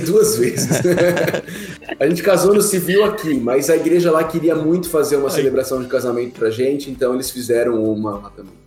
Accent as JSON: {"language": "Portuguese", "town": "Atibaia", "region": "São Paulo", "country": "Brazil", "tie": "born or raised there", "said": "Eu sou paulistano, sou paulistano. Nasci aí em São Paulo, é, morei em São Paulo até os oito anos de idade né? Aí a gente mudou para Atibaia, pertinho aí de São Paulo"}